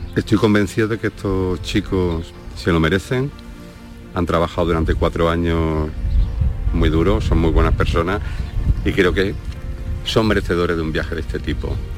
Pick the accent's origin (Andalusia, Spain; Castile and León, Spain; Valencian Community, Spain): Andalusia, Spain; Cardeña; moved away; me fui a mi pueblo, a Cardeña